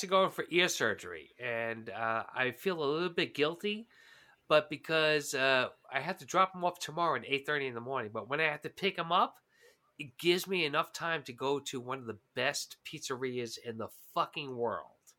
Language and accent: English; New York, United States; as a New Yorker